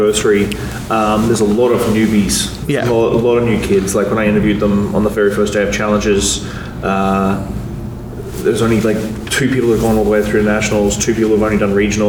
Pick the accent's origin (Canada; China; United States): Canada; as Canadian bartenders up here